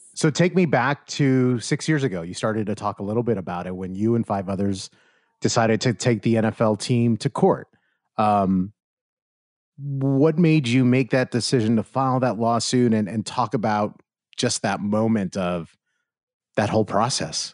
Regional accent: New York, United States; moved away as an adult; now in Arizona, United States; I grew up in New York

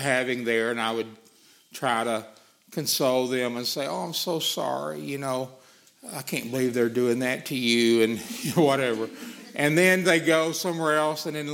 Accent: Arkansas, United States; accent: Arkansas; my Arkansas accent

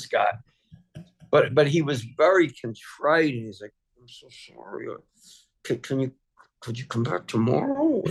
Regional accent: Philadelphia, Pennsylvania, United States; I'm a big Eagles fan because I grew up in Philly.

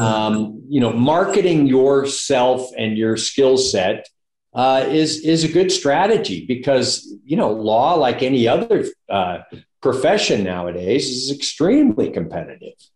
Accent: San Francisco Bay Area, California, United States; moved away as an adult; now in Reno, United States; I grew up in the San Francisco Bay Area, went to Berkeley

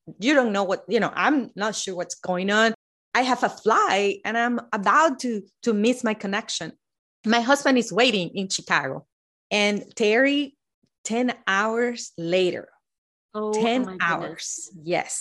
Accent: Venezuela; moved away as an adult; also born or lived in Midwest, United States; now in United States; My family and I moved, and we from Venezuela moved to the Midwest

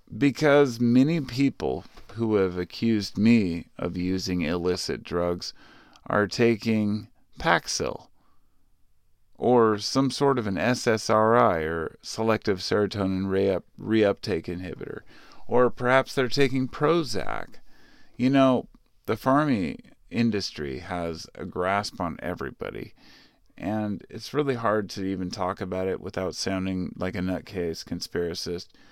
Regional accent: Portland, United States; I lived in Portland. Well, I grew up in the Portland area.

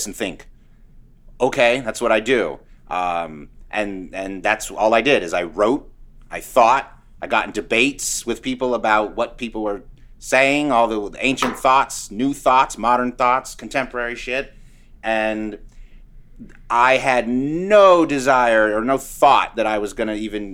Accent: Sacramento, California, United States; moved away as an adult; also born or lived in New York City; I grew up in Sacramento. And then when I graduated high school, I hightailed it to New York.

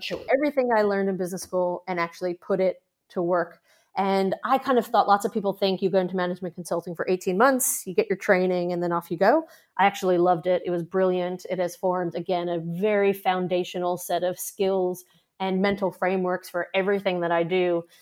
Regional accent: New York, United States; now in Australia; I'm a New Yorker

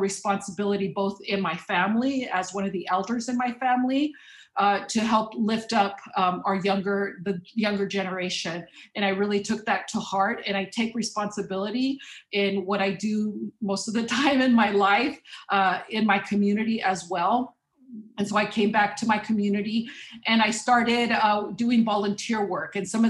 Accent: Watsonville, California, United States; also born or lived in Mexico; I was born in Mexico, so I'm a first generation immigrant. Came to the Pajaro Valley as a child, and I ended up attending public schools.

